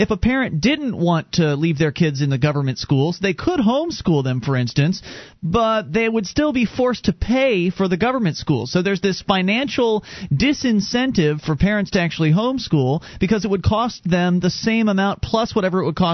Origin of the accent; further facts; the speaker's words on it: Florida, United States; moved away as an adult; now in New Hampshire, United States; We moved here from Florida, where we were both born and raised